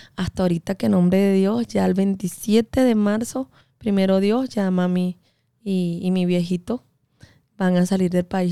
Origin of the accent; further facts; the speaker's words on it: Venezuela; now in United States; yo soy venezolana